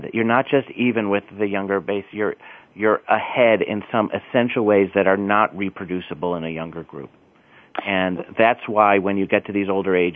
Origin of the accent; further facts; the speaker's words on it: Chicago, Illinois, United States; I'm from the Midwest. I'm from Chicago, which is a great, vital city